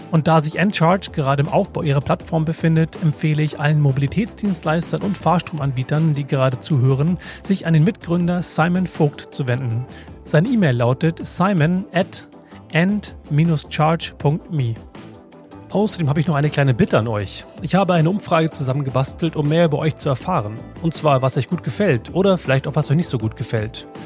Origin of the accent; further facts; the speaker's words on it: Hamburg, Germany; Ich finde es ja immer wieder schön, als Hamburger in Berlin zu sein.